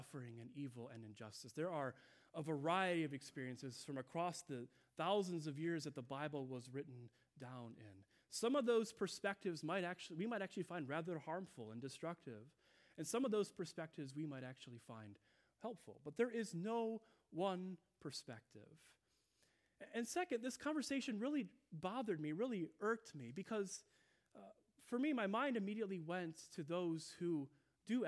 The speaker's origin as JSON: {"language": "English", "region": "Midwest", "country": "United States", "said": "I'm from the Midwest"}